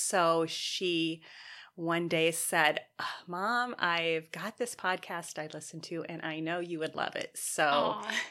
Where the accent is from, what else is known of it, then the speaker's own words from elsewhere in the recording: Indiana, United States; moved away; I was raised in Indiana